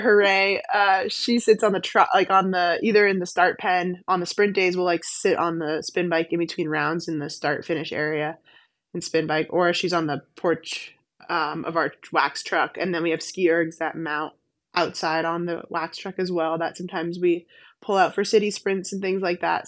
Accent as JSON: {"language": "English", "town": "Weston", "region": "Massachusetts", "country": "United States", "tie": "born or raised there", "said": "I grew up skiing on the Weston Golf Course outside of Boston"}